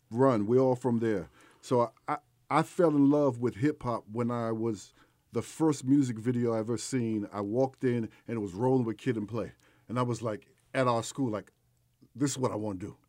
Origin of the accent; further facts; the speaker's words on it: New York City, New York, United States; I'm from East Elmhurst, Queens, New York